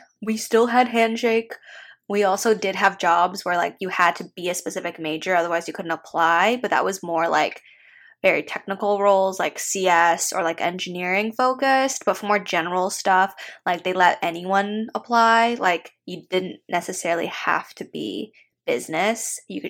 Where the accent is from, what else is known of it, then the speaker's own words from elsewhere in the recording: Renton, Washington, United States; moved away as an adult; also born or lived in upstate New York / New York City; So I grew up in the 425. What's good? Which is Renton / Kent, unincorporated in King County, Washington. And so that is in, I already said it, Washington State.